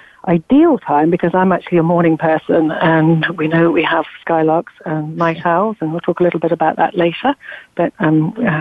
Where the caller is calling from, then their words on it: London, United Kingdom; I'm calling in from London. It's 6 o'clock at night here.